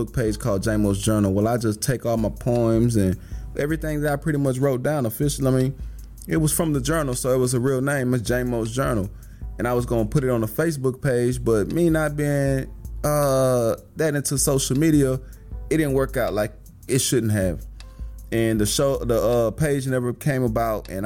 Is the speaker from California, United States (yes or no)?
no; Houston, Texas, United States; I'm from Houston. I'm 31. I'm black.